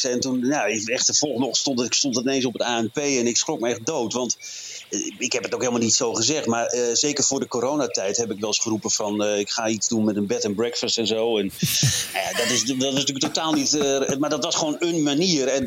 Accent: Drenthe, Netherlands; Maar eh, nee, ik ben Drent

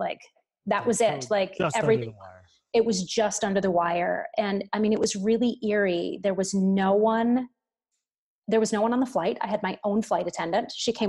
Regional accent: New York City, New York, United States; my hometown's going to be okay.

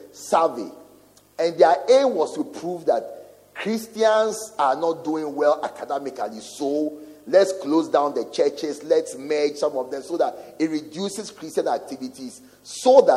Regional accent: Ghana

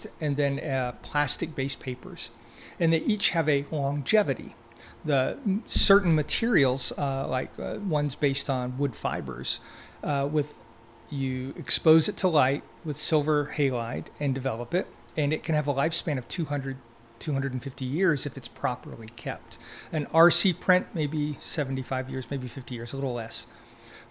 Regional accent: Deep South, United States; growing up in the Deep South with the hot summers

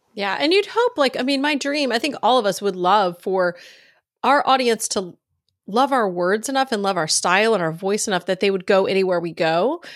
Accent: Virginia, United States; moved away as an adult; also born or lived in North Carolina; now in Texas, United States; I grew up in Virginia, Texas

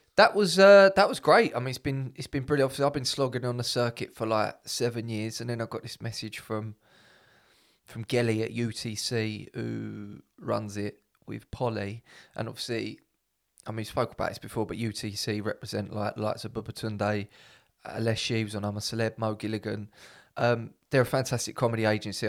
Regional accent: England, United Kingdom; I'm like 100 percent English

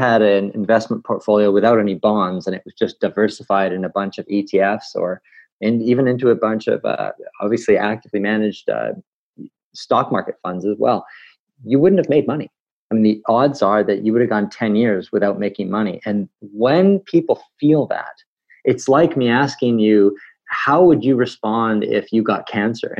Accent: Canada; as a Canadian

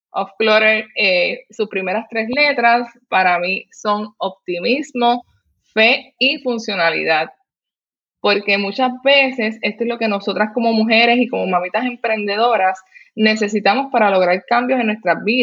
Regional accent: Puerto Rico; soy puertorriqueña, tengo 32 años, soy madre y esposa.

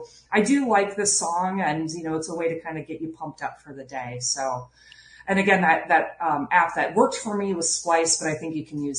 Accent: Iowa, United States; So like the Chicago Cubs, because I was from Iowa and we don't have professional sports, but Wrigley.

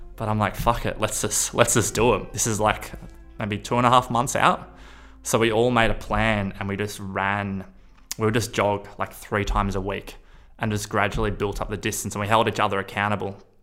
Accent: Australia; I'm from Australia

